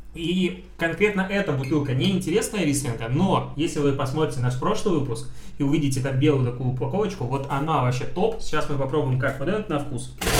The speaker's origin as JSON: {"language": "Russian", "country": "Belarus", "said": "я белорус"}